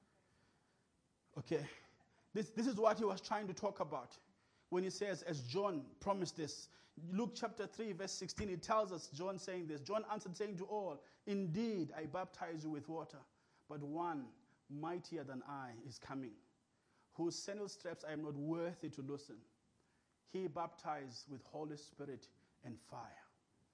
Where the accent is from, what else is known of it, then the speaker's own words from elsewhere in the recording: King William's Town, Eastern Cape, South Africa; English is a second language; I was from King.